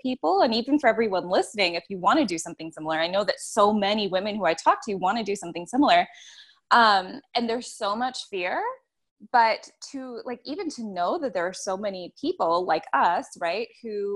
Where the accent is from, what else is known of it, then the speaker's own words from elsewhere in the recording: Toronto, Ontario, Canada; accent: Canadian; moved away as an adult; now in Nicaragua; I'm from in and around Toronto, Ontario